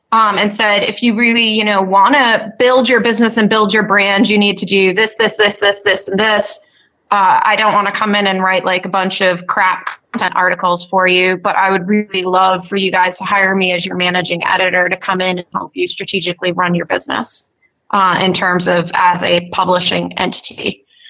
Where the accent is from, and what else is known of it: Maine, United States; moved away as an adult